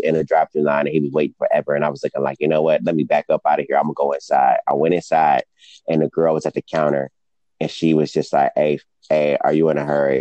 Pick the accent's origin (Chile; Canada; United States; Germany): United States; Detroit, Michigan; I'm from Detroit, so you know it's not like cost of living is not super crazy here.